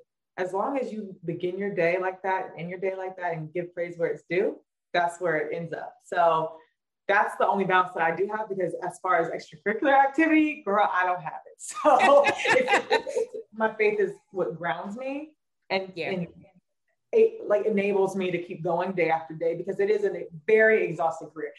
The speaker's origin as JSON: {"language": "English", "town": "Raleigh", "region": "North Carolina", "country": "United States", "tie": "born or raised there", "moved": "yes", "lives_now": "New York City, United States", "said": "growing up in Raleigh, North Carolina"}